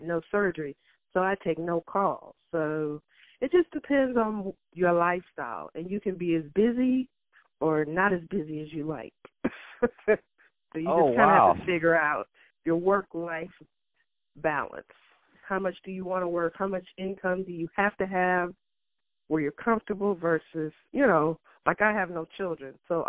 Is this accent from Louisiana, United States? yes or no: yes; Louisiana, United States; also born or lived in Cleveland; Louisiana, my home state